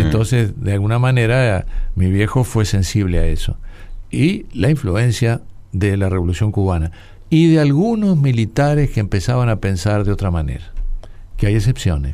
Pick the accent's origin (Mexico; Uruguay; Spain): Uruguay; Soy un uruguayo desordenado